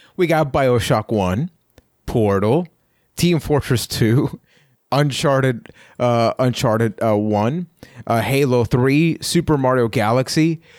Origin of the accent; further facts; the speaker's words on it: Puerto Rico; I am from Puerto Rico